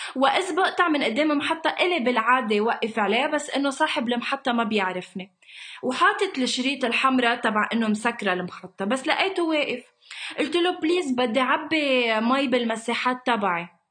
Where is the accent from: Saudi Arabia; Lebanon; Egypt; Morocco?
Lebanon; انا من لبنان